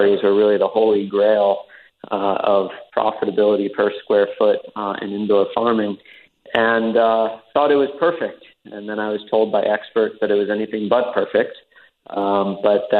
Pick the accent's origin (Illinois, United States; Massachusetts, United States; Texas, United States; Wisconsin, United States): Massachusetts, United States; Fitchburg; moved away as an adult; also born or lived in Sierra Leone; had always pledged to come back to my hometown of Fitchburg in Lunenburg, Massachusetts.